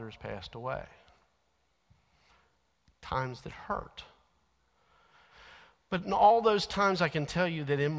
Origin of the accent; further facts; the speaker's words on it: Alexandria, Kentucky, United States; the grocery store carryout in Alexandria